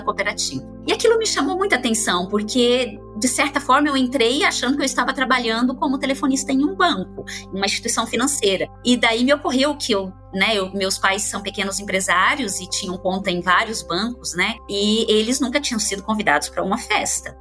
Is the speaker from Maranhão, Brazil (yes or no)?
no; interior of Paraná, Brazil; moved away; Eu venho do interior do Paraná e lá é muito forte o cooperativismo ainda que estivesse numa cidade rodeada de cooperativas